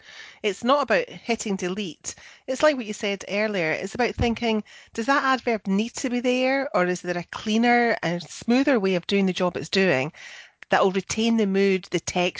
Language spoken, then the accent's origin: English; Scotland, United Kingdom; I'm the Scottish one.